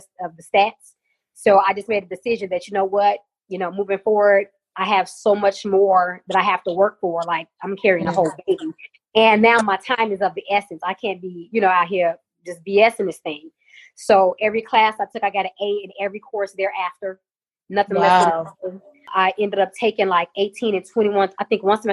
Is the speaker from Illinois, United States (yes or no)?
yes; Chicago, Illinois, United States; moved away; also born or lived in Ruston; I'm from Chicago originally.